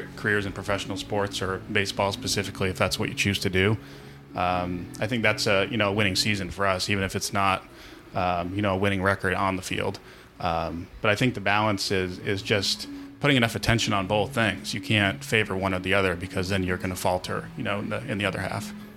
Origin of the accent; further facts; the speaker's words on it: Springfield, Massachusetts, United States; I'm from Springfield originally, which is, um, for anybody who's listening locally, um, knows it's about uh, three exits down, 91 South